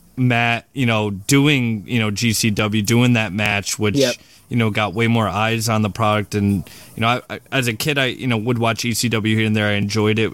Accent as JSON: {"language": "English", "country": "Australia", "tie": "born or raised there", "said": "I was born in Australia"}